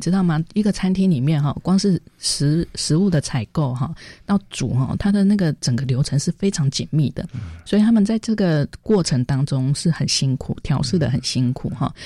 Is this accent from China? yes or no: no; Taiwan; 我们台湾人